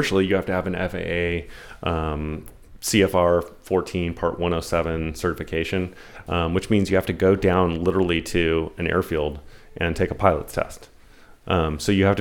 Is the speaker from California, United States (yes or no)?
yes; San Diego, California, United States; I grew up in Kensington, which, by the way, best Mexican food in San Diego